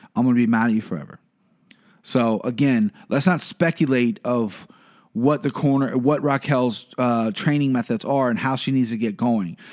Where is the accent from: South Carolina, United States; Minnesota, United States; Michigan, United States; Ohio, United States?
Ohio, United States; I'm from Ohio, live in Cincinnati